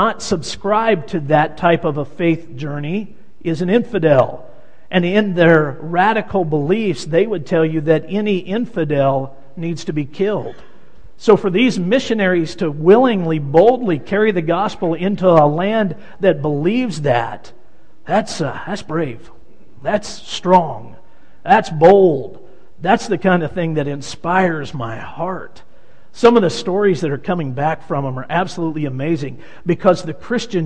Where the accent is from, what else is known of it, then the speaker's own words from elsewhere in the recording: Wichita, Kansas, United States; moved away as an adult; I grew up in Wichita, Kansas, in the church in Wichita, Kansas